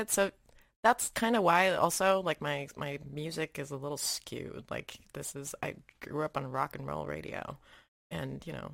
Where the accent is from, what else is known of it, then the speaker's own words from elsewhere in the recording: Malaysia; so I grew up in Asia, right? Uh, I spent a lot of like my uh, developing years in Malaysia and all of that.